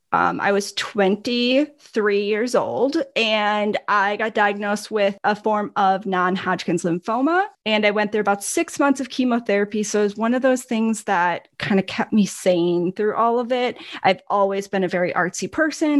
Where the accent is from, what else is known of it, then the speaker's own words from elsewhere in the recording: Milwaukee, Wisconsin, United States; accent: northern; also born or lived in Minnesota; I am from Milwaukee, Wisconsin, and So I have, although I hate to admit it, I do have a little bit of a northern accent.